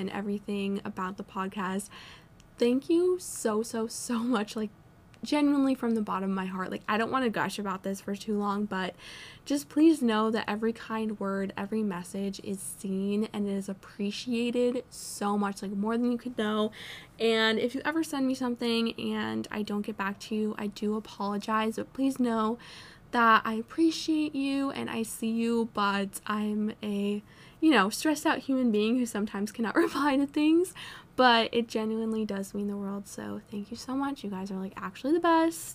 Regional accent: Vermont, United States; moved away as an adult; now in North Carolina, United States; I'm an out-of-state student. I'm from Vermont

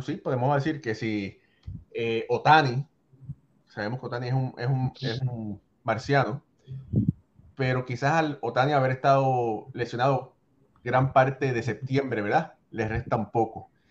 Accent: Puerto Rico; querida Puerto Rico, también mi tierra

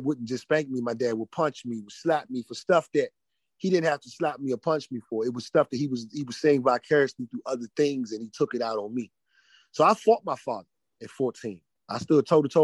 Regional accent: Prince George's County, Maryland, United States; I am homegrown DMV

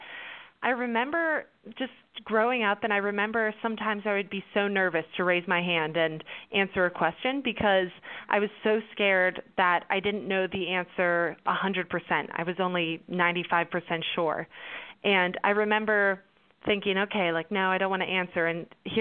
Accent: Pittsburgh, Pennsylvania, United States; also born or lived in Baytown; I'm originally from Pittsburgh where I live now

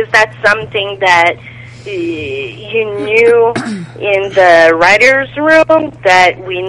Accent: Quebec, Canada; from Quebec, Canada.

